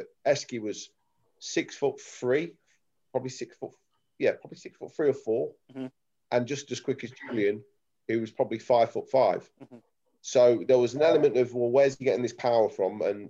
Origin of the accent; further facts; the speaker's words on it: Leicester, East Midlands, United Kingdom; Emil come from, I would say, a really nice area called Evington in Leicester, and I came from Branston, which is a shithole.